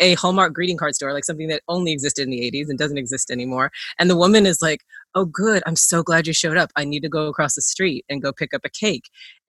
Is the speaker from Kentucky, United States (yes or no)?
yes; Kentucky, United States; also born or lived in Minnesota; I was born in Minnesota. I grew up in Kentucky. I moved around a lot when I became an adult.